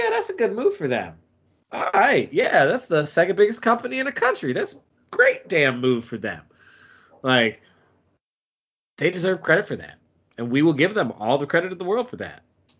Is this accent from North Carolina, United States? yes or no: yes; North Carolina, United States; I'm from North Carolina